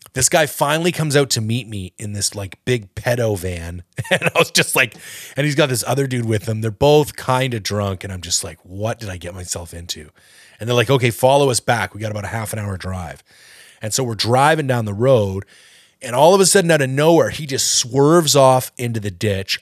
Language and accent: English; Canada; I'm not American, I'm Canadian